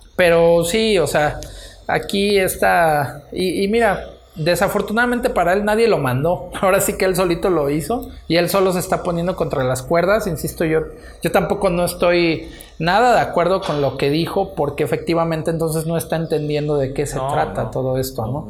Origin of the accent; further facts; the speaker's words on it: Mexico; a nosotros así como, como mexicanos